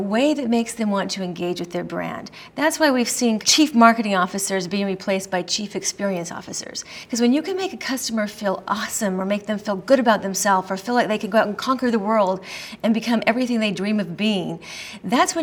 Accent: Colorado, United States; I'm from Colorado, where we legalized pot before anybody else did.

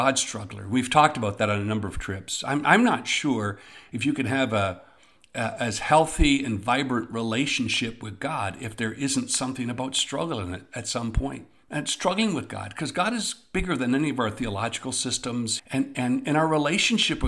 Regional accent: Eastern Ontario, Canada; when I was growing up in Eastern Ontario

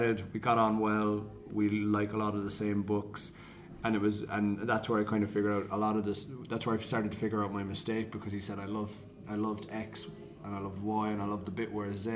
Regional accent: Cork, Munster, Ireland; accent: Cork; moved away as an adult; Cork, where I'm from.

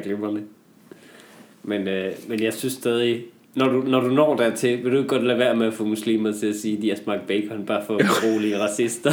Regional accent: North Jutland, North Denmark Region, Denmark; moved away; jeg var hjemme i Nordjylland i julen

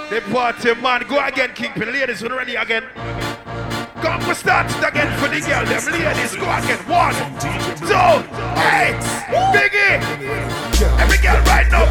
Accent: New York City, New York, United States; I come from Brooklyn

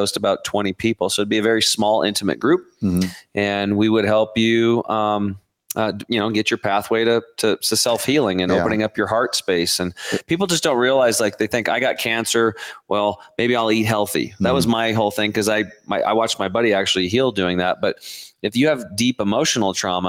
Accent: Oregon, United States; I'm from Oregon

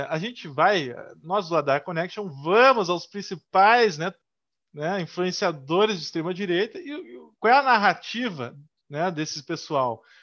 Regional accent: Rio Grande do Sul, Brazil; para nós que somos do Rio Grande do Sul, Rio Grande do Sul, primeiro lugar em tudo

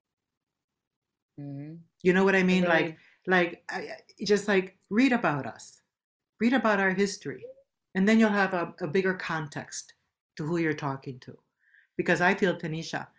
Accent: Puerto Rico; In my Puerto Rican culture, we speak a certain way also, and we have words that we speak to each other, like Boricua

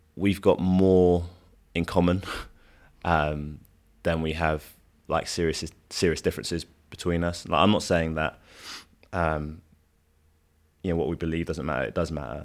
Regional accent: London, United Kingdom; I'm Nigerian Londoner

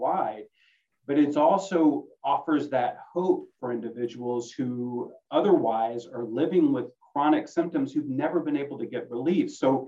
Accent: Little Rock, Arkansas, United States; I'm from Little Rock

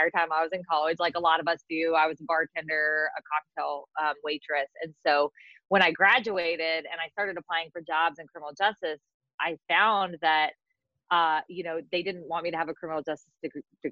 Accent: California, United States; moved away as an adult; also born or lived in Mississippi; I grew up in California

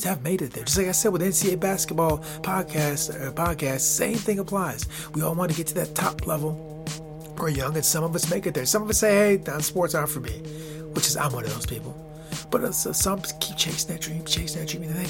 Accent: United States; When I was a kid growing up in the United States of America

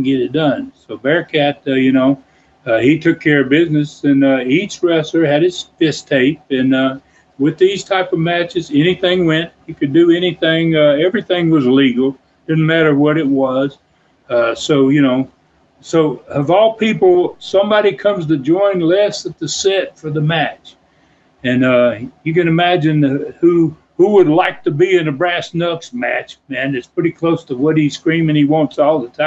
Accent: Tennessee, United States; I'd been born in Tennessee. I'll be wrestling in my hometown arena

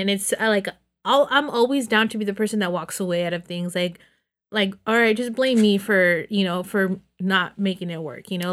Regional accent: Los Banos, California, United States; born or raised there; moved away

